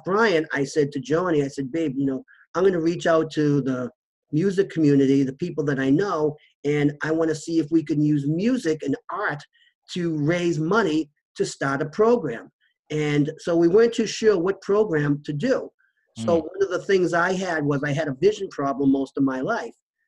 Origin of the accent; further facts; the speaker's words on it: Waltham, Massachusetts, United States; we went to a local shelter that in my hometown, Waltham